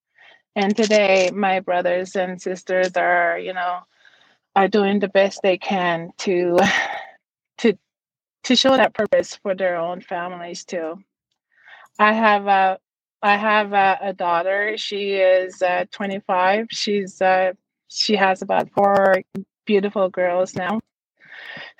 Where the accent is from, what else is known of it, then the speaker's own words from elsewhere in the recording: Davis Inlet, Newfoundland and Labrador, Canada; now in Natuashish, Canada; I was very lucky to be raised in that community